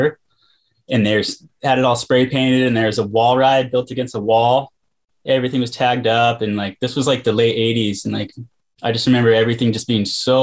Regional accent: Encinitas, California, United States; I was born and raised in Leucadia. Yeah, it's like Encinitas, California

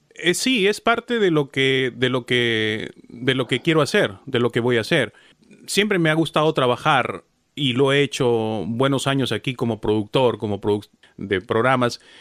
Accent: Peru; como peruano

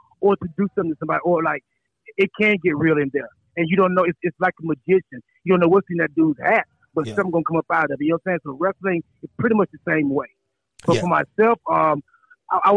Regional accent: Charlotte, North Carolina, United States; I'm from North Carolina

